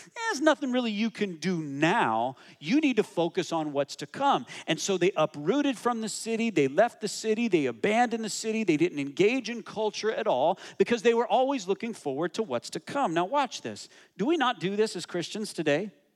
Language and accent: English; United States; I'm American